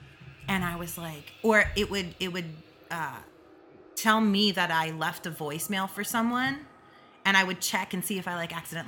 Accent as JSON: {"language": "English", "region": "New York", "country": "United States", "moved": "yes", "lives_now": "Chicago, United States", "said": "I am from New York. I am not from here."}